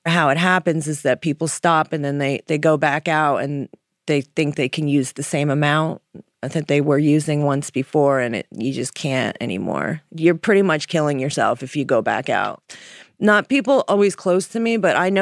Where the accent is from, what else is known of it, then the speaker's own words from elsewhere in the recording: Jersey Shore, New Jersey, United States; moved away as an adult; now in Philadelphia, United States; I'm from the Jersey Shore originally, new to Philadelphia